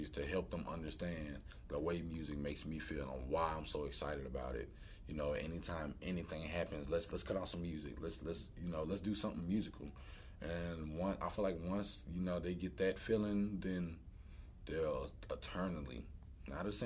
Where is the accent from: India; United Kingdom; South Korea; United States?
United States; New York; you know, it was a joke when I first got here, you know, I was a kid from New York.